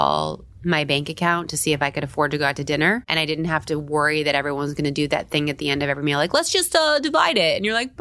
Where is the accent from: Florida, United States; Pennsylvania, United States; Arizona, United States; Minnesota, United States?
Florida, United States; Tampa; also born or lived in San Diego, California; now in New York, United States; I was born in San Diego, but I lived in Tampa, Florida, like small town